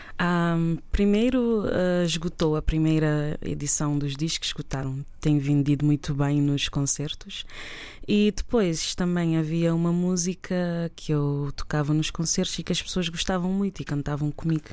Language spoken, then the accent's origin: Portuguese; Tarrafal de São Nicolau, São Nicolau, Cape Verde; minha terra, a Tarrafal, onde eu nasci